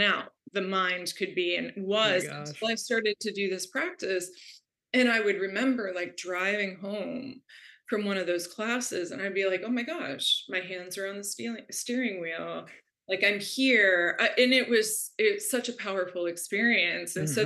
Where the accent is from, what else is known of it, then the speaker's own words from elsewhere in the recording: Florida, United States; I grew up in Florida in a very conservative Catholic family